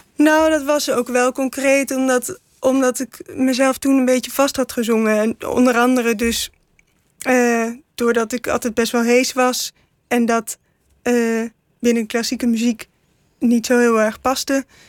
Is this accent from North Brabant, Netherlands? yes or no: yes; 's-Hertogenbosch, North Brabant, Netherlands; ik ben in Den Bosch geboren